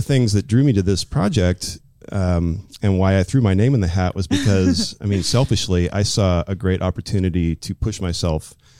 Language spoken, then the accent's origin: English; Southern California, United States; now in Portland, United States; I grew up in Southern California. Then I moved to Northern California